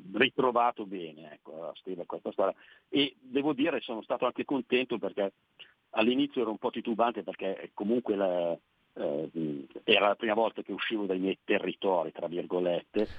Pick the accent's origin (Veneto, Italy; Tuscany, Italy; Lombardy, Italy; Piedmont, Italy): Lombardy, Italy; province of Pavia; nella provincia di Pavia dove, dove vivo, dove sono nato